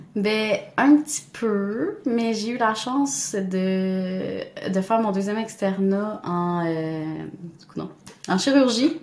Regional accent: Montreal, Quebec, Canada; also born or lived in Rimouski / Sherbrooke; je viens de Montréal, j'étais allée à Rimouski en biomarine

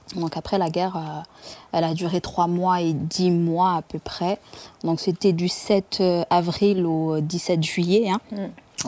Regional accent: Rwanda; moved away; je suis né au Rwanda, dans la région de Kiangugu

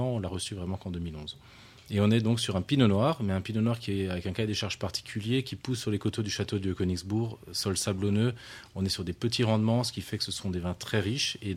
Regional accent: Alsace, Grand Est, France; chez nous en Alsace

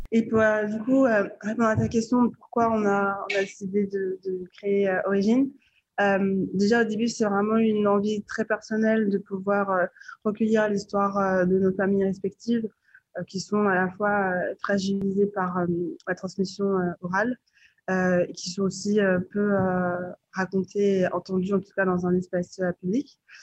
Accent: France; je suis née en France

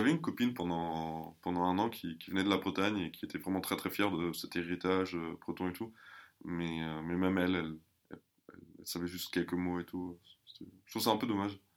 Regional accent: Germany; first language German; French is a second language; je parle couramment, bah, déjà l'allemand, forcément, c'est ma, langue maternelle. Euh, ma deuxième langue, c'est le français

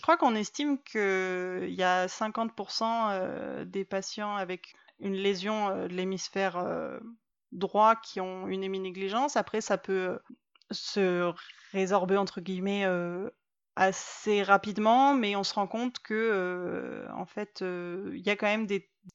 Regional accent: the Alps, France; moved away as an adult; also born or lived in Montreal, Canada / Marseille; now in Bordeaux, France; j'ai grandi dans les Alpes

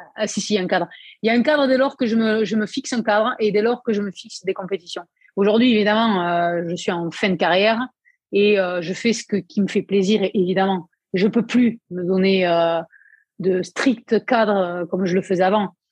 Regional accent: Aveyron, Occitania, France; je suis de l'Aveyron, donc voilà, nous typiquement nos plats c'est aligo saucisse

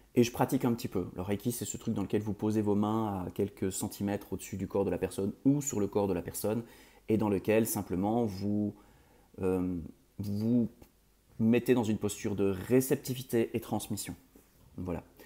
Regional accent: Belgium; je suis belge d'origine

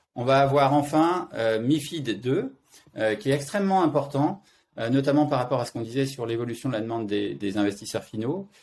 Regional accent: France; moved away as an adult; now in Zurich, Switzerland; Je vis à Zurich, mais je suis français

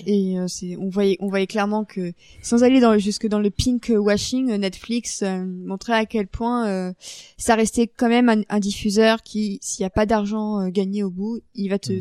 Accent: Paris, Île-de-France, France; en tant que Parisienne

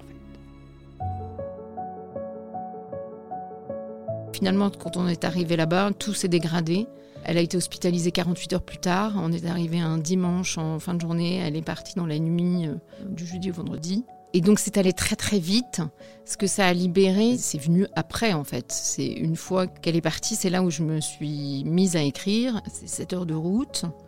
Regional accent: Brittany, France; now in Paris, France; on est originaire de Bretagne toutes les deux

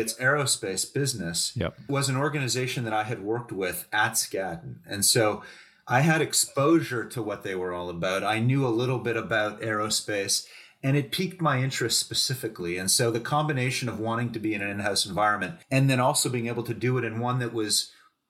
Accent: Canada; moved away as an adult; also born or lived in New York; as a Canadian guy going to New York for this big job

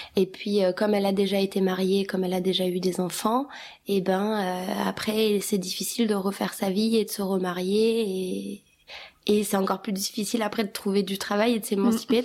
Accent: Kosovo; moved away; on est albanais du Kosovo

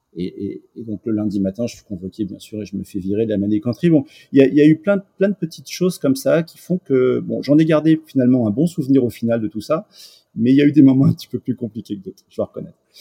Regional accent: Paris, Île-de-France, France; also born or lived in Lisieux; je suis né à Paris dans le 8e

